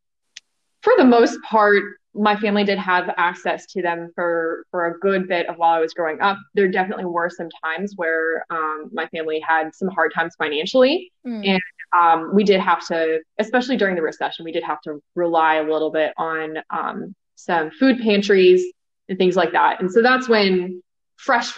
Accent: Los Angeles, California, United States; now in Charlotte, United States; I grew up in Los Angeles, California

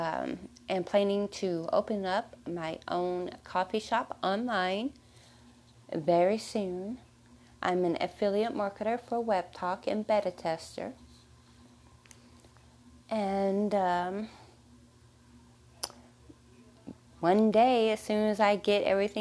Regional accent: Texas, United States; I was born in Texas. So excuse the accent

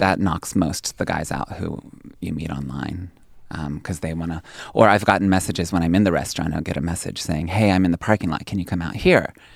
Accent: Pennsylvania, United States; moved away; also born or lived in New York City; my hometown in Pennsylvania, a little village of two hundred people

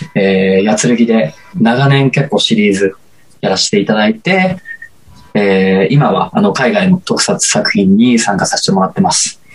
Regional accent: Osaka, Japan; moved away as an adult; now in Tokyo, Japan; 大阪の、あの、倉田プロモーションさんっていうところ入所して、で、高校通いながら

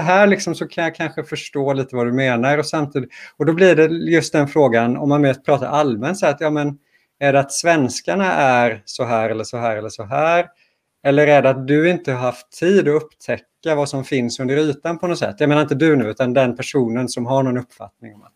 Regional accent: Gothenburg, Västra Götaland, Sweden; Jag känner mig mer som göteborgare än svensk

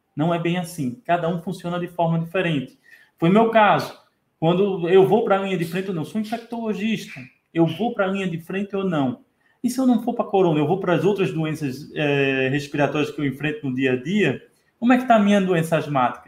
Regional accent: Brazil; como bom brasileiro

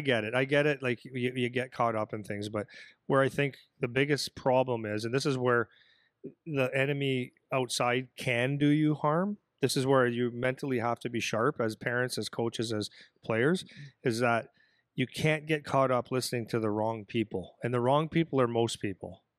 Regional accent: Canada; I'm a Canadian guy

